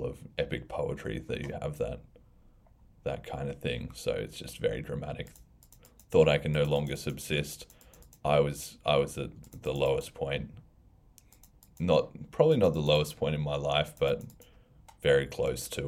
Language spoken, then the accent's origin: English; Australia; moved away; also born or lived in United States; when I was young, probably after I came back from America, back to Australia